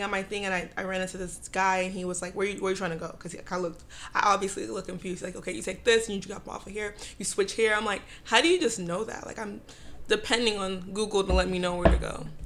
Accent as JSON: {"language": "English", "country": "Nigeria", "said": "I'm West African."}